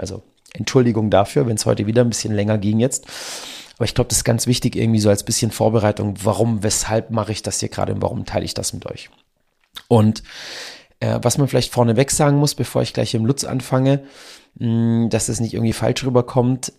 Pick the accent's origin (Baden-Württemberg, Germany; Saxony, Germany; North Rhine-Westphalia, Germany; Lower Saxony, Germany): Baden-Württemberg, Germany; Donaueschingen; hier bei uns in Donaueschingen